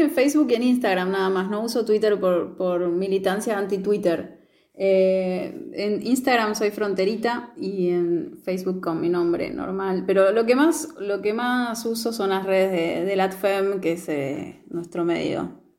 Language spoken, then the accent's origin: Spanish; Neuquén, Argentina; yo soy de Neuquén